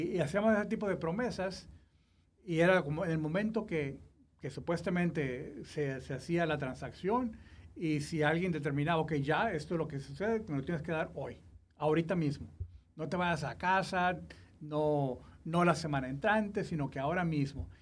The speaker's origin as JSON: {"language": "Spanish", "country": "Mexico", "said": "yo soy mexicano"}